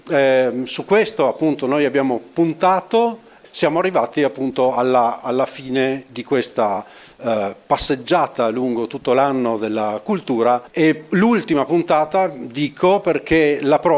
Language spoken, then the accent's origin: Italian; Trieste, Friuli-Venezia Giulia, Italy; io sono qui, io sono triestino, sono stato qui due anni a fare il vice direttore